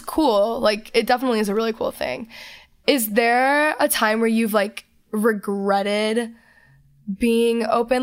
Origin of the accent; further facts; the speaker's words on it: Texas, United States; I'm from Texas. I'm a Southern girl